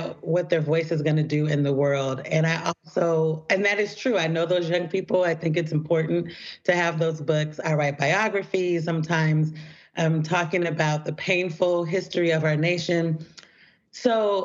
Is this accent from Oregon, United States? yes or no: yes; Portland, Oregon, United States; I grew up in Portland, Oregon